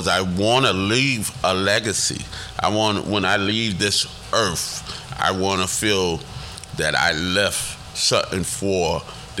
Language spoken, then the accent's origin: English; New York City, New York, United States; I'm from the Bronx